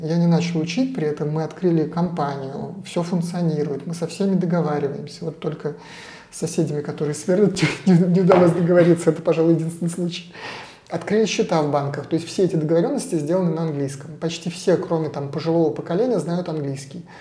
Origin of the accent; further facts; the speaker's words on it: Saint Petersburg, Russia; moved away as an adult; now in Portugal; Я из Петербурга